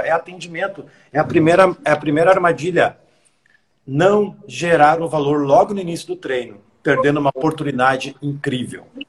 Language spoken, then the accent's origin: Portuguese; Rio Grande do Sul, Brazil; Eu sou gaúcho, falo tu